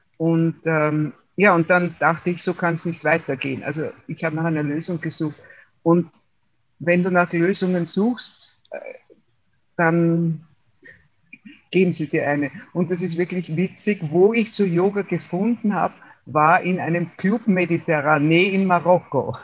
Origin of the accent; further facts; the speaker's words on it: Waldviertel, Lower Austria, Austria; now in Wienerwald, Austria; bin aufgewachsen im Waldviertel in Österreich, im Norden, und lebe seit 42 Jahren im Wiener Wald.